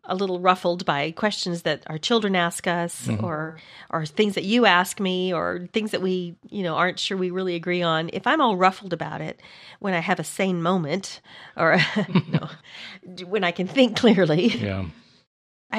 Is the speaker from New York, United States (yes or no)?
no; small town in Texas, United States; Growing up in the South